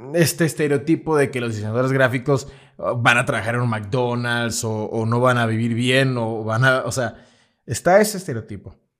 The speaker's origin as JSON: {"language": "Spanish", "town": "Lerdo de Tejada", "region": "Veracruz", "country": "Mexico", "moved": "as an adult", "said": "él es también del, pueblo del que yo soy, que es del Lerdo de Tejada"}